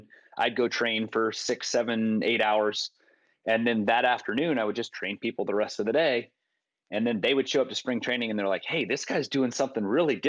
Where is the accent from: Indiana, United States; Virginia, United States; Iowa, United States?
Virginia, United States; Richmond; moved away; also born or lived in East Tennessee; I grew up in Richmond, Virginia